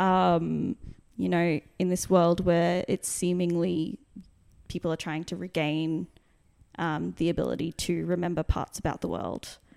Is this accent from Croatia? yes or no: no; Brisbane, Queensland, Australia; my seventh birthday, the first birthday I had, I had in, uh, Brisbane